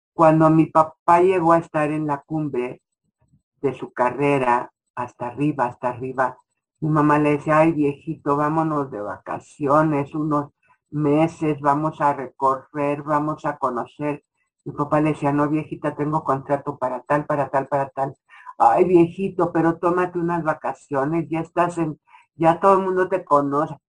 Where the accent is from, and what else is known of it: Mexico